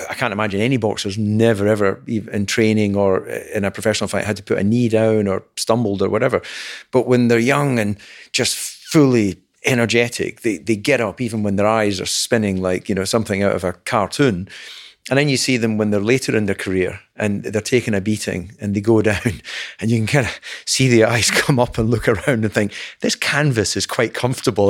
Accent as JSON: {"language": "English", "town": "Dumfries", "region": "Scotland", "country": "United Kingdom", "tie": "born or raised there", "said": "Alan and I are, are, were both born in Dumfries"}